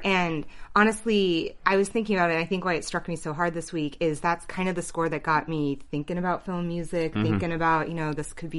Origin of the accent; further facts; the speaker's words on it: Bay Area, Northern California, United States; moved away as an adult; now in Los Angeles, United States; I'm originally from Northern California, from the Bay Area.